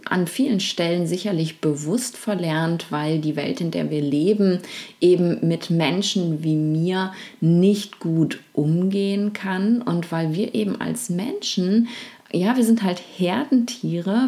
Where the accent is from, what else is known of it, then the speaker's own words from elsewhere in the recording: Germany; also zumindest in Deutschland, da wo ich eben aufgewachsen, wo ich groß geworden bin